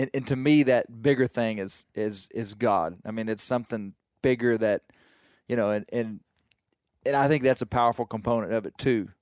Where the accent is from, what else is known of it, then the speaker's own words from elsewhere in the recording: Arkansas, United States; I'm from Arkansas and don't duck hunt. But, I mean, the mountains of Arkansas